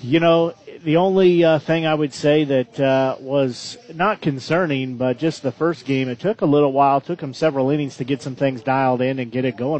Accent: Nevada, Missouri, United States; I grew up in Nevada

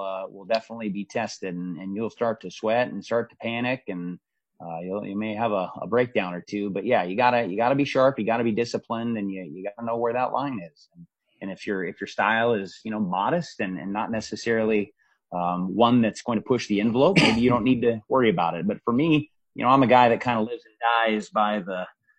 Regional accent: Spokane, Washington, United States; moved away as an adult; I grew up in Spokane, Washington

